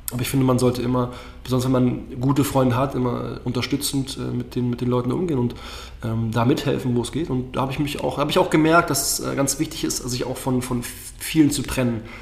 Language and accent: German; Berlin, Germany; Und wie es halt so in Berlin ist, bin selber aus Berlin und dann ist es schon sehr toxisch, das Nachtleben.